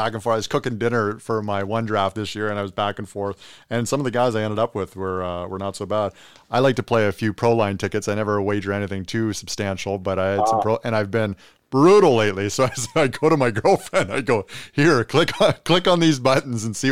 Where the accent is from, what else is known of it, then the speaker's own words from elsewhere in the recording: Kingston, Ontario, Canada; Growing up in Kingston